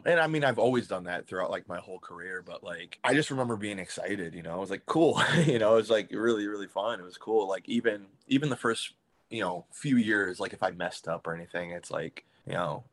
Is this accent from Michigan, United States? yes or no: yes; Michigan, United States; moved away as an adult; I'm from Michigan. I'm about 2 hours away from Detroit